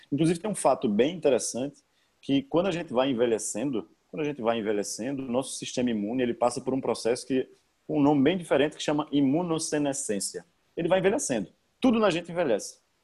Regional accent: Paraíba, Brazil; moved away as an adult; also born or lived in Rio Grande do Sul; eu sou eu sou natural da Paraíba, eu tô falando aqui direto da Paraíba

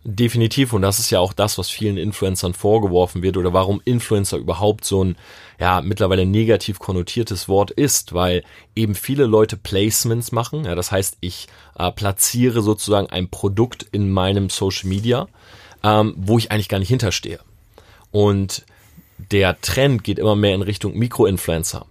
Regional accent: Delmenhorst, Lower Saxony, Germany; moved away; ich komme ursprünglich aus Delmenhorst.

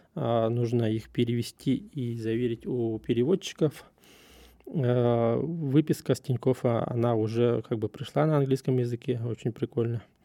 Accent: Russia; я из России

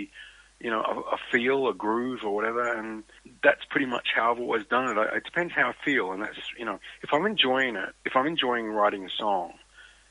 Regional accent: Australia; as an Australian

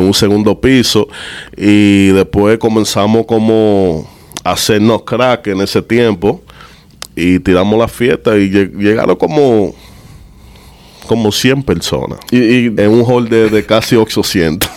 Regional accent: New York, United States; also born or lived in Dominican Republic; nací en Nueva York, en Harlem, en St. Luke's Hospital

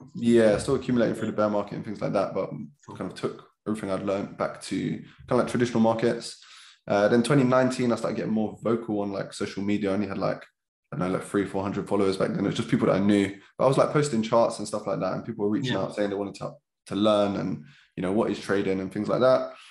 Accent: London, United Kingdom; also born or lived in Lewisham; I grew up in Catford, pretty normal childhood

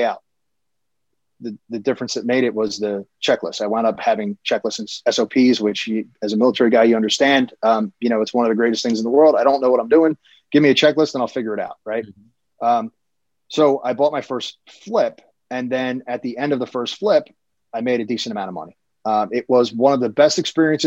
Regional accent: Philadelphia, Pennsylvania, United States; moved away as an adult; now in Cinnaminson, United States; I grew up in Philly as a kid

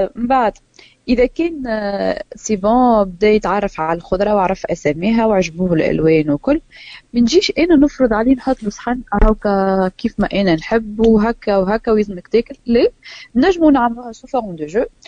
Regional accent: Tunisia; ماكلتنا التونسيه

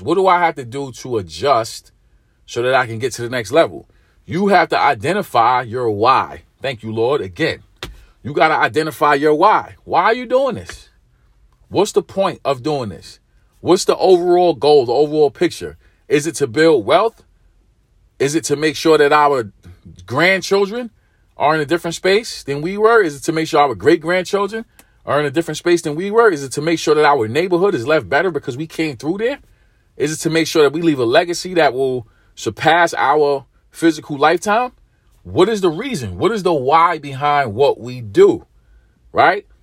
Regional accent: New York City, New York, United States; I'm from New York. I'm from Brooklyn.

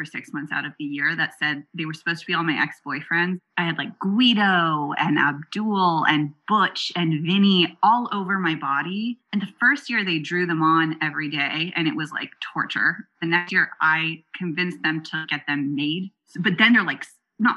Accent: Silicon Valley, California, United States; grew up in Silicon Valley. I am a fourth generation venture capitalist

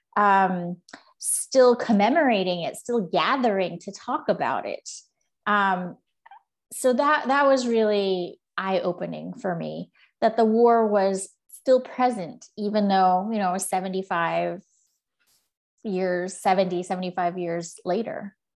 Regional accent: Southern California, United States; moved away; also born or lived in Beijing / Paris / Washington, District of Columbia, United States; I am from Southern California

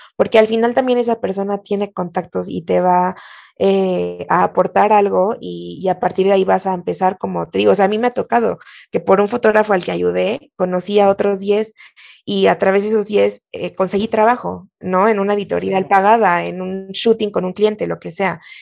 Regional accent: Mexico

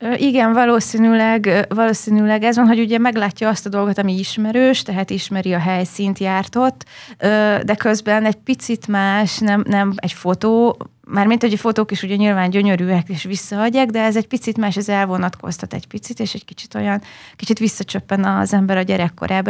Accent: Hosszúhetény, Baranya, Hungary; also born or lived in Budapest / Pécs; én hosszú egy nőttem fel

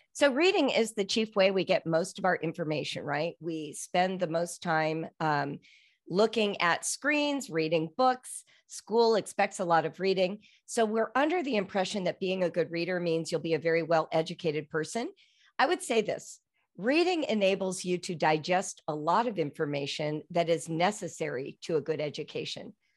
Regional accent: Los Angeles, California, United States; now in Cincinnati, United States; I'm from Los Angeles

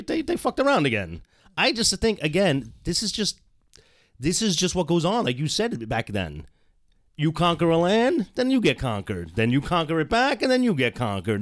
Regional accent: United States; as an American

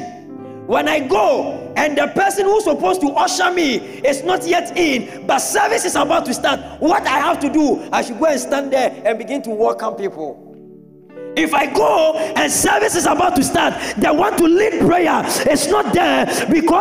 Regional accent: Kumasi, Ashanti, Ghana; I grew up in Methodist in Kumasi

